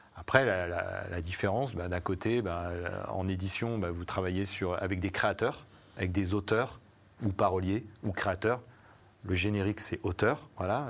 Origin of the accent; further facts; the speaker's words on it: Savoie, Auvergne-Rhône-Alpes, France; je viens pas du tout de, de Paris, je viens de, je viens de Savoie